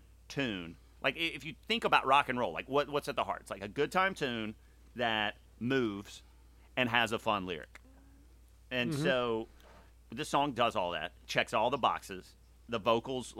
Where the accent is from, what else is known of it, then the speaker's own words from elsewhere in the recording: Mississippi, United States; growing up in Mississippi and New Orleans kind of being the closest city to where I grew up